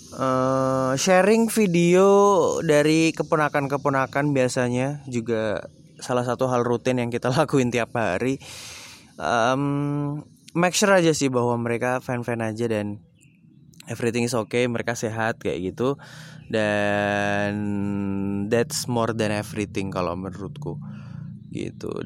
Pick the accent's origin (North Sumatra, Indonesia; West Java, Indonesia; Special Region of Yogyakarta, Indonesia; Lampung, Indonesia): Special Region of Yogyakarta, Indonesia; Yogyakarta; aku asli dari Jogja aku lahir dan juga besar di Jogja aku um, dari tinggal di Jogja sampai sekarang bahkan sampai kuliah pun aku di Jogja